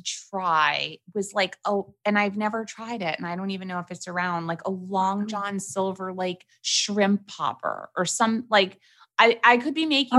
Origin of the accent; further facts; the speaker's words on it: New York City, New York, United States; Growing up in New York City, we did not have like chain restaurants.